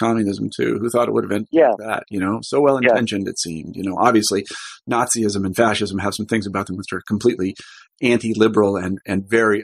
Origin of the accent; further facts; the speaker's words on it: Kansas, United States; moved away as an adult; also born or lived in Iowa; when I was growing up in Kansas at the time